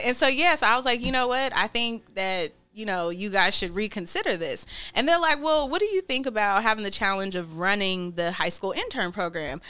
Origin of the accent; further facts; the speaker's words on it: Seattle, Washington, United States; I'm from Seattle and you know, I'll probably be here who knows how much longer, but probably a while